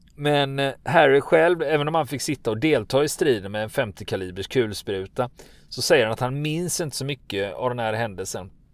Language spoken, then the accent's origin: Swedish; Gothenburg, Västra Götaland, Sweden; jag som göteborgare